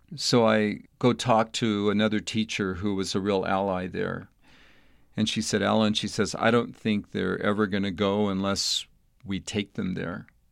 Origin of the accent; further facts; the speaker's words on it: El Paso, Texas, United States; moved away as an adult; I was a young boy growing up in El Paso, Texas, in a fairly suburban type setting.